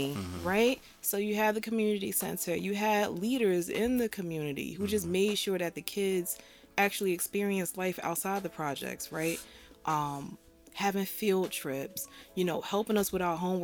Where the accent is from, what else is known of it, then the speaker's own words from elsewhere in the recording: Jersey City, New Jersey, United States; So I'm born and raised in Jersey City, Lafayette Gardens